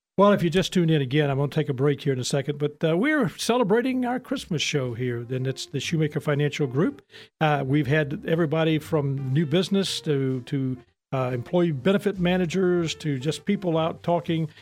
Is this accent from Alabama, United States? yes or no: no; Houston, Mississippi, United States; also born or lived in Jackson, Mississippi; I'm from Houston, Mississippi originally, and it was a small town. And, you know, now, when we were little kids, we lived in Jackson